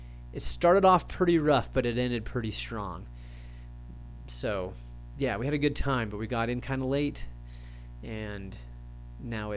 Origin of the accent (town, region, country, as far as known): United States